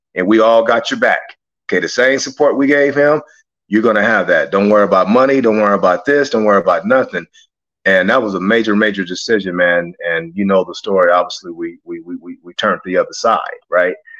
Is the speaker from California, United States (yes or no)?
yes; Los Angeles, California, United States; growing up in South Central